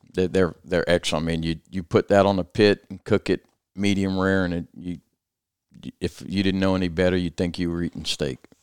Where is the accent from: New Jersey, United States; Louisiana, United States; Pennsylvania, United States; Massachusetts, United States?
Louisiana, United States; South; growing up in South Louisiana